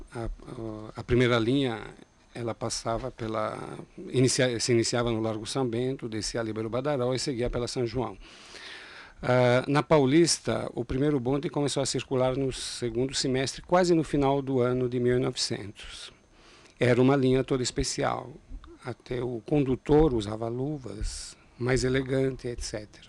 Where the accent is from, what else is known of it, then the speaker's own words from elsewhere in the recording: Italy; now in São Paulo, Brazil; eu, por exemplo, nasci na Itália